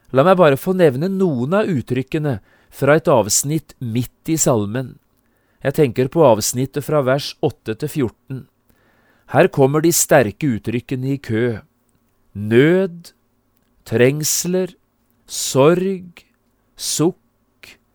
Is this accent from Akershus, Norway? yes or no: no; Notodden, Telemark, Norway; Notodden, hjembyen min